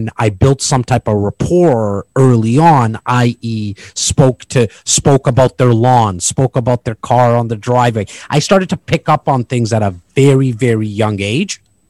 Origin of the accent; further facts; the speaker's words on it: Toronto, Ontario, Canada; I'm born and raised here in Toronto, in the northern part of Toronto, in an area called Rexdale